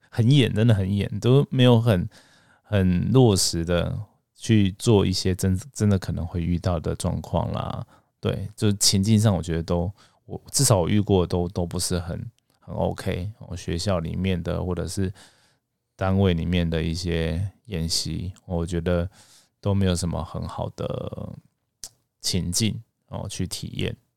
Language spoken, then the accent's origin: Chinese; Taiwan; 我们台湾人